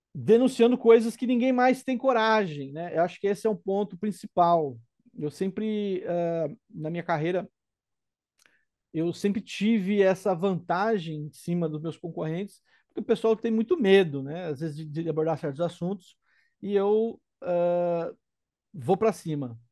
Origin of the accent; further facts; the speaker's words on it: Brazil; minha casa, minha terra natal